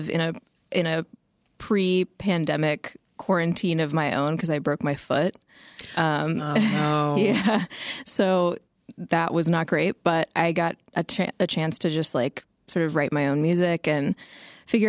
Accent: Midwest, United States; I grew up in the Midwest

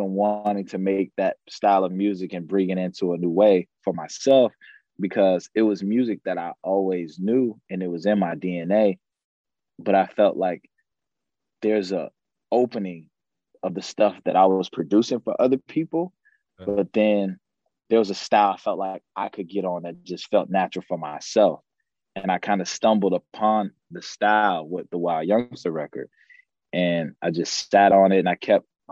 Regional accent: Chicago, Illinois, United States; growing up in Chicago

